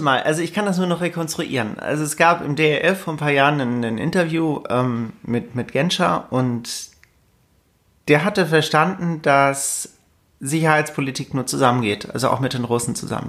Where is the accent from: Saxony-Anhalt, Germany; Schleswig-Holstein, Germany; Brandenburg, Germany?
Schleswig-Holstein, Germany; Lübeck; also born or lived in Karlsruhe; now in Alsace, France; ich komme aus Lübeck, bin inzwischen im Süden gelandet, ähm, arbeite in Karlsruhe, lebe im Elsass.